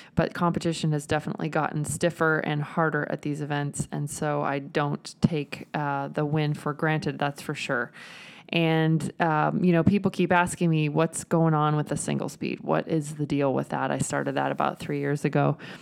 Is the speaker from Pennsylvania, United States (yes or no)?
no; Nebraska, United States; I'm from Nebraska